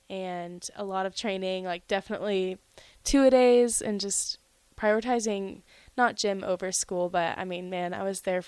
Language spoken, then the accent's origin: English; North Carolina, United States; North Carolina.